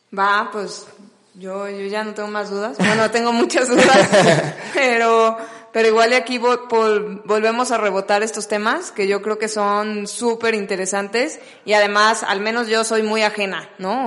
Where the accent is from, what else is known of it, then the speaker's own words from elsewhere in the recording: Guadalajara, Jalisco, Mexico; yo que soy de Guadalajara